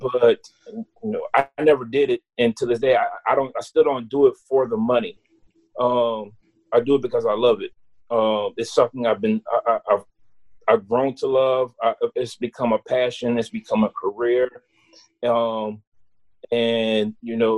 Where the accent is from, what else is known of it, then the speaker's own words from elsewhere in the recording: New Iberia, Louisiana, United States; also born or lived in Natchitoches, Louisiana; now in Lafayette, United States; I was from New Iberia